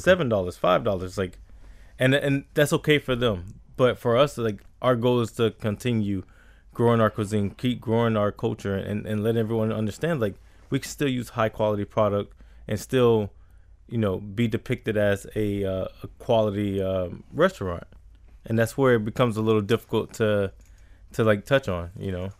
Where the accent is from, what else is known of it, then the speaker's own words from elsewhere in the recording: Riviera Beach, Florida, United States; I grew up in Revere Beach